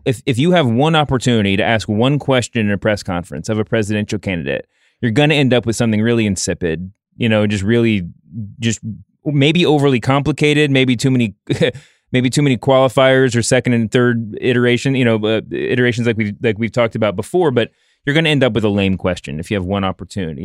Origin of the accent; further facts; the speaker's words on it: New York, United States; as a New Yorker